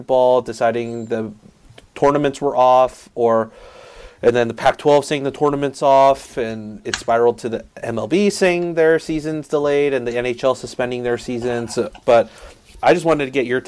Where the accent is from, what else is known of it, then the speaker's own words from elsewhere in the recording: South Korea; now in United States; I grew up overseas in South Korea. I have family over there in South Korea